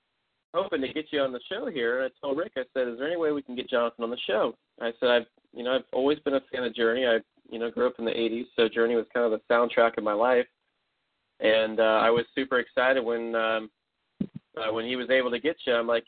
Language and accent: English; Tampa, Florida, United States; I'm from Tampa, so I'm just west of you guys.